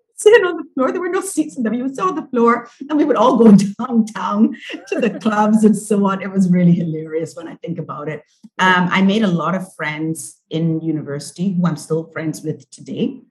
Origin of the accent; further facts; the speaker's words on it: Barbados; moved away as an adult; also born or lived in Beijing, China; now in San Francisco, United States; I'm from Barbados